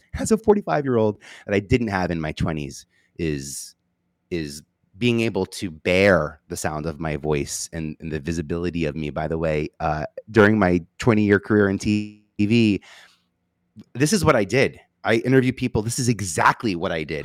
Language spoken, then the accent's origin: English; New York City, New York, United States; I'm from Staten Island. I feel like I have an accent.